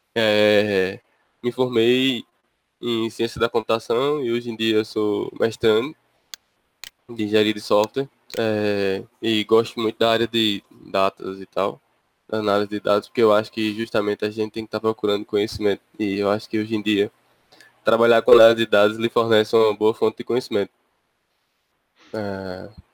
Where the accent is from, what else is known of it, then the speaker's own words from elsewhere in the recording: interior of Paraíba, Brazil; eu sou do, do interior da Paraíba